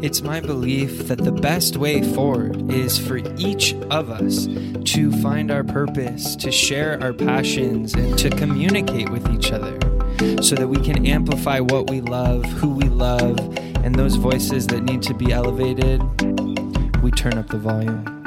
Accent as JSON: {"language": "English", "town": "Sedona", "region": "Arizona", "country": "United States", "tie": "born or raised there", "moved": "yes", "said": "Sedona, which is actually where I grew up"}